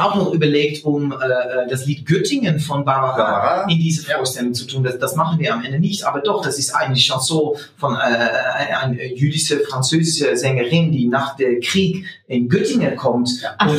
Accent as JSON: {"language": "German", "country": "Netherlands", "second_language": "German"}